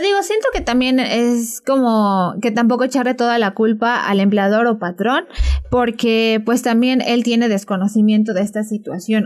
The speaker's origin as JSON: {"language": "Spanish", "town": "Zacatlán", "region": "Puebla", "country": "Mexico", "said": "nosotros somos de Zacatlán"}